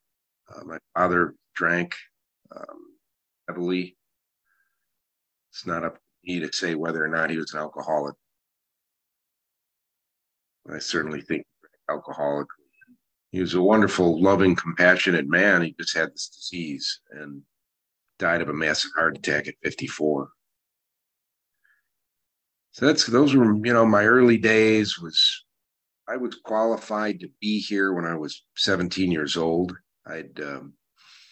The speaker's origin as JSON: {"language": "English", "town": "Chicago", "region": "Illinois", "country": "United States", "tie": "born or raised there", "also_born_or_lived": "Phoenix, Arizona / Whidbey Island, Washington", "moved": "as an adult", "said": "I grew up in the Chicago area, Chicago, Illinois, USA"}